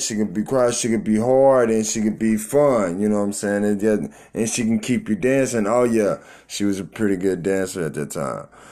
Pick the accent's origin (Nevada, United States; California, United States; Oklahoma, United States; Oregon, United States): Oklahoma, United States; Tulsa; my hometown, Tulsa, Oklahoma